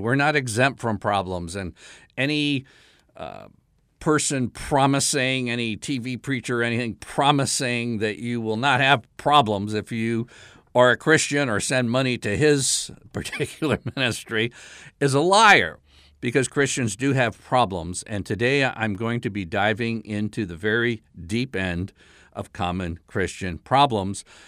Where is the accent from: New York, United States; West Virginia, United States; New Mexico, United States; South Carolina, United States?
South Carolina, United States; my home state, South Carolina